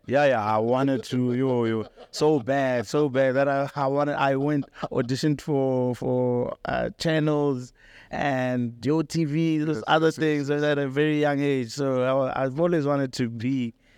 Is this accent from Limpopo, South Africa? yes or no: yes; Polokwane, Limpopo, South Africa; moved away as an adult; also born or lived in Johannesburg; I was born and raised in Polokwane